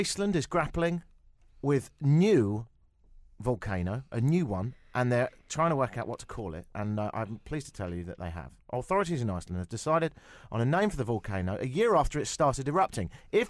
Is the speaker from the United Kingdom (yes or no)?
yes; England, United Kingdom; I'll do it because I'm English, so I'm really good at that.